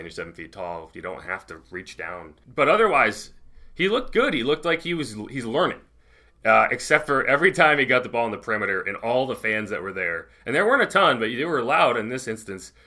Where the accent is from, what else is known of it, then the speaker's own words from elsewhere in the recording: New England, United States; I grew up in New England, so, like, I understand the cold